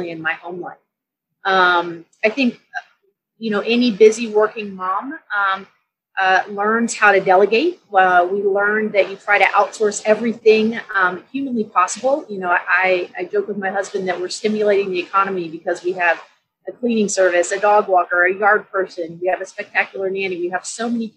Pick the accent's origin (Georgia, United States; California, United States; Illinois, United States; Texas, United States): Texas, United States; San Antonio; moved away as an adult; also born or lived in Dallas, Texas; now in Denver, United States; So I grew up in Texas. I grew up in San Antonio.